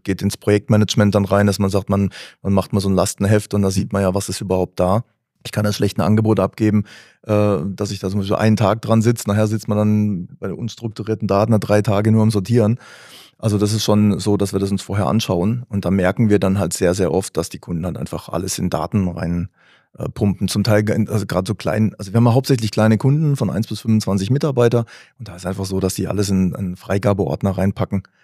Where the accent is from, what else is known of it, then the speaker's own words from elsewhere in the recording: Karlsruhe, Baden-Württemberg, Germany; aus Karlsruhe